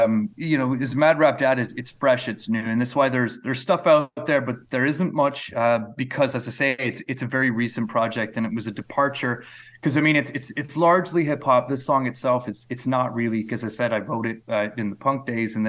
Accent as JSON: {"language": "English", "country": "Canada", "said": "as a Canadian brought up in the 20th century, like all of that seemed like almost fictitious to me."}